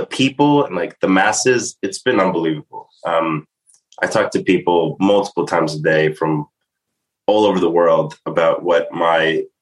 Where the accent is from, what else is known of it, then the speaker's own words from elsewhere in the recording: New York City, New York, United States; I'm from Staten Island, New York